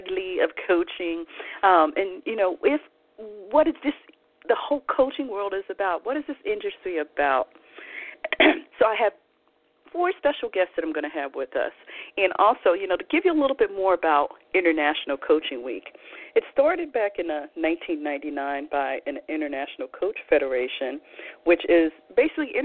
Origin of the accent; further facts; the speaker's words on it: Philadelphia, Pennsylvania, United States; moved away as an adult; also born or lived in Mississippi; I'm originally from Philadelphia, Pennsylvania, not Mississippi. And I will, no matter where I live in the world, I will always call Philadelphia home